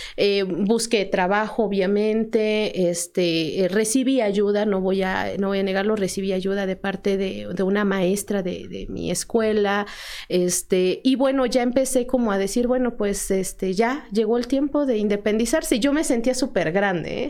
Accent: Tlaxcala, Mexico; yo soy originaria, aquí nací.

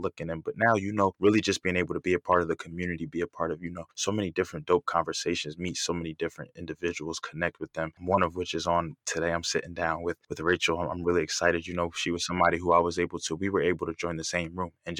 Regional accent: Philadelphia, Pennsylvania, United States; also born or lived in Bronx, New York; I was raised in Philadelphia. I left when I was 2

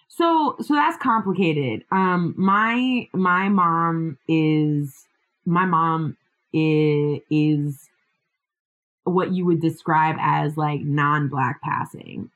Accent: Puerto Rico; I grew up in Puerto Rico

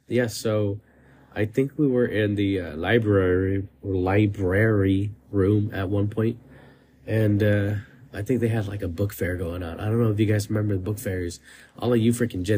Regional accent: California, United States; I moved from my hometown to another area in California

